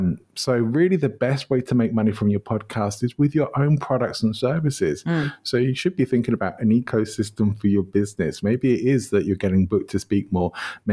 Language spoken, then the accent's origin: English; England, United Kingdom; now in Spain; my favorite place probably has to be my home country, even though I did move to live in Spain, but I do still love going back to England.